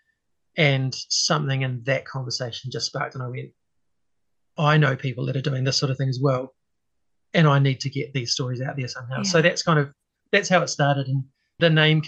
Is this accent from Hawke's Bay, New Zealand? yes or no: yes; Hastings, Hawke's Bay, New Zealand; moved away; also born or lived in Auckland; I grew up in Hastings originally.